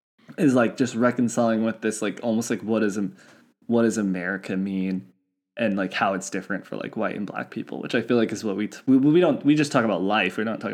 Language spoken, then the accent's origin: English; United States; as an American